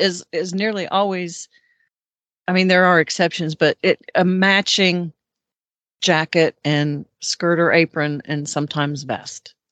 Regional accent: Ohio, United States; Ohio, my home state

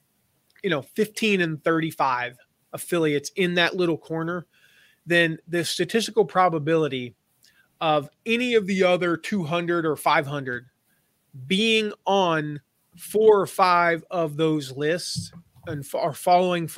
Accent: Nashville, Tennessee, United States; also born or lived in Pinehurst, North Carolina; I grew up in Nashville and my dad ran a golf course there

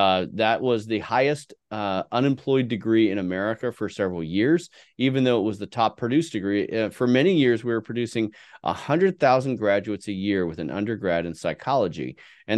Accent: San Francisco Bay Area, California, United States; Yeah. No. I grew up in the San Francisco Bay Area.

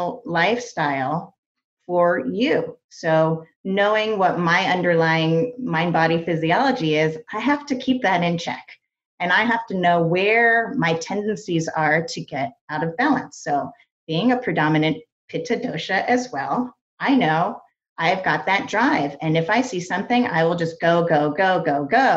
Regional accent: East Coast, United States; I grew up on the East Coast

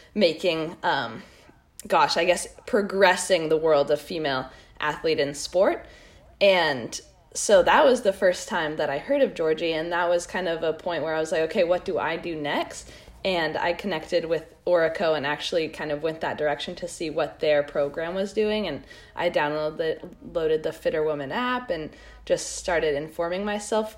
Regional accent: Park City, Utah, United States; also born or lived in Squamish, British Columbia; now in Santa Cruz, United States; I grew up in Park City, Utah, and now I'm in Santa Cruz

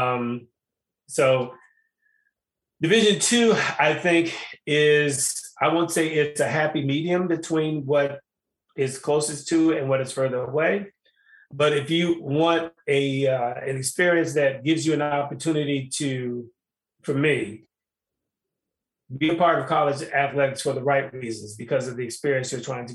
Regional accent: Chicago, Illinois, United States; I'm from Chicago. I'm from the city

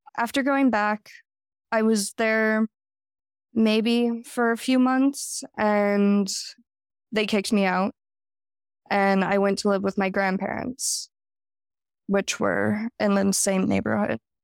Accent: Jackson, Wyoming, United States; I was born and raised in Jackson, Wyoming. I haven't lived anywhere else

